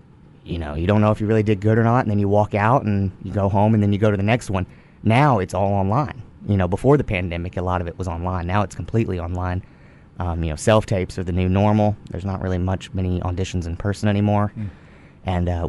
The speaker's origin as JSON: {"language": "English", "town": "Goldthwaite", "region": "Texas", "country": "United States", "said": "It's just, it's a small town in Texas."}